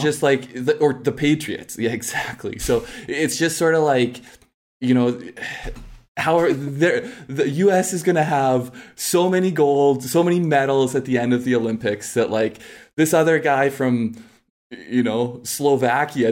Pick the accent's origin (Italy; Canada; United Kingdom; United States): Canada; as a Canadian